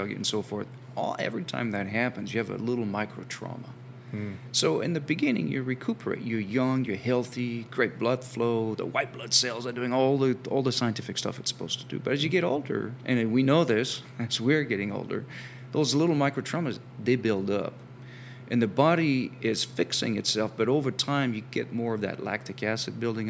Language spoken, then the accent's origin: English; France; moved away; while I have an accent, I'm actually from France originally